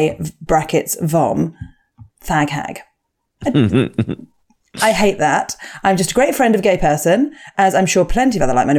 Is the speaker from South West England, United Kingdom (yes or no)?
yes; Bristol, South West England, United Kingdom; we're both from Bristol. We actually live between Bath and Bristol, but we have a BS postcode.